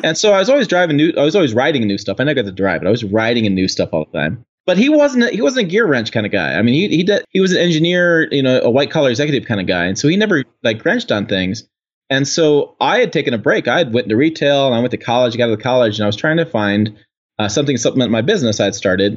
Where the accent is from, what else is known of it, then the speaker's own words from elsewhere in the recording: Janesville, Wisconsin, United States; I was born in Janesville, out, outside the Janesville assembly plant